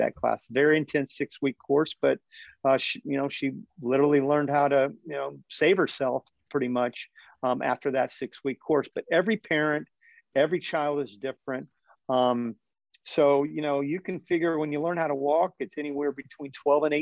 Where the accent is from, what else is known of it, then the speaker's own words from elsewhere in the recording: Winter Haven, Florida, United States; I grew up in Winter Haven, Florida, which is about 75% water